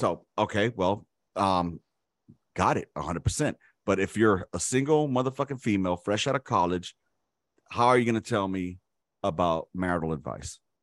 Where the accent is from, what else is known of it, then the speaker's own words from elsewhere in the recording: Los Angeles, California, United States; we lived in South Central Los Angeles, one of the fucking worst areas that you could grow up